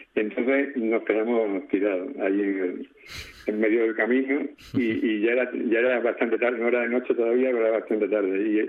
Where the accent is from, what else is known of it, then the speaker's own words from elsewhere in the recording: Extremadura, Spain; also born or lived in Madrid / Alcalá de Henares; now in Murcia, Spain; Vivo en Murcia desde hace unos 10 años, aunque soy extremeño